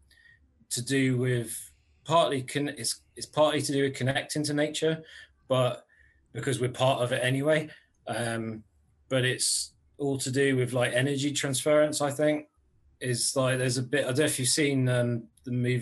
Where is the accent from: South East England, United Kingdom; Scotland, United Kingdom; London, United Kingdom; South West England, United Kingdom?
South West England, United Kingdom; Cornwall; also born or lived in Aldershot; I actually still live in the same village I grew up, so like right down here in Cornwall.